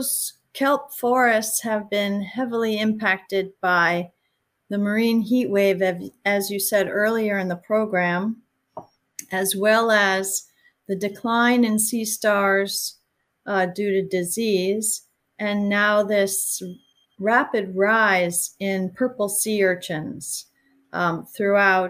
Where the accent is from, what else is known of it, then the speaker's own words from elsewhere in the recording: New York City, New York, United States; moved away; I grew up in New York City, which is not a place where many marine biologists are from